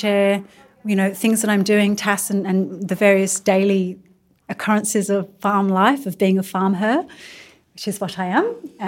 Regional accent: England, United Kingdom; now in Australia; I'm also an immigrant. I'm from England and I'm also Turkish Indian.

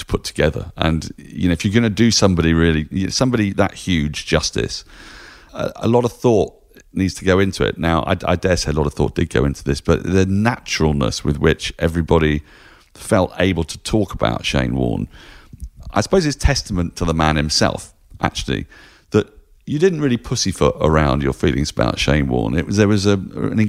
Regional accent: England, United Kingdom

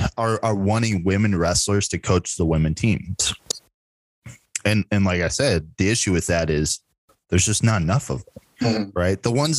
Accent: Elk Horn, Iowa, United States; I'm from Elkhorn.

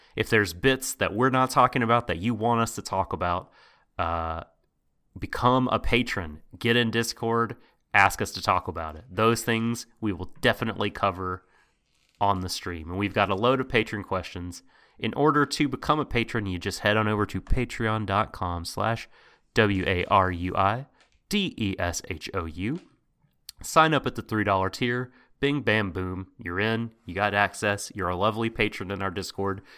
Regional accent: United States; I'm from America.

